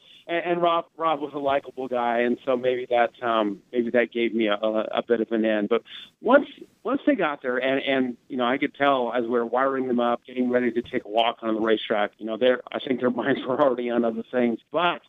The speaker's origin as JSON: {"language": "English", "town": "Fremont", "region": "Nebraska", "country": "United States", "tie": "born or raised there", "said": "I grew up in Fremont"}